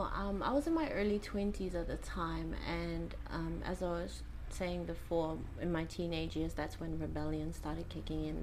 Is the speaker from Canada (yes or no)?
no; Rarotonga, Cook Islands; So I was brought up here in Rarotonga. I was born here as well, born and raised here. Yep, raised here in Nikao by my mother and father.